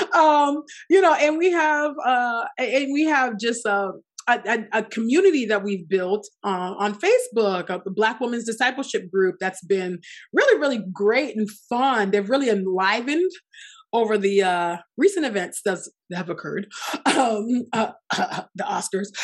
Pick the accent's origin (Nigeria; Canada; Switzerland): Nigeria; I'm Nigerian